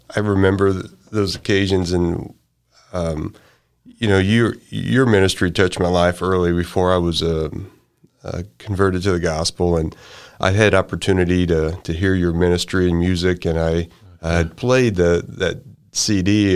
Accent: Sedalia, Missouri, United States; also born or lived in Marshall, Missouri; I'm from Sedalia and Marshall

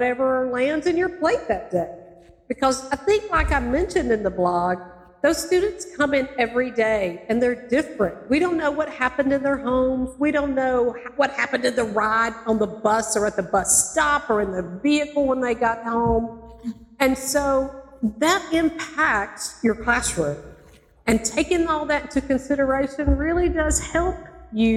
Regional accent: North Alabama, United States; also born or lived in Macon, Georgia; now in Valdosta, United States; I'm originally from Alabama, in North Alabama, and then I taught in Macon

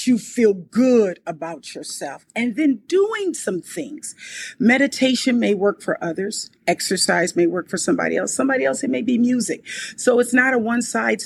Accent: Compton, California, United States; I was born and raised in Compton, California

